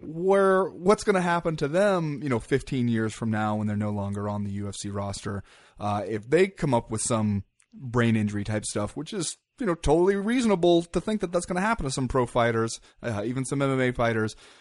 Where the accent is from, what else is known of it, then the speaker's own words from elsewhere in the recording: United States; as an American